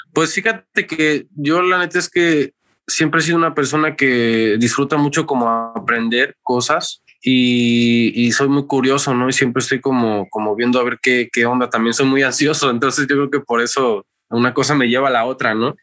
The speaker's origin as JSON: {"language": "Spanish", "town": "Xalapa", "region": "Veracruz", "country": "Mexico", "tie": "born or raised there", "said": "Soy originario del puerto de Veracruz, pero pues ya tengo toda mi vida viviendo aquí en Jalapa"}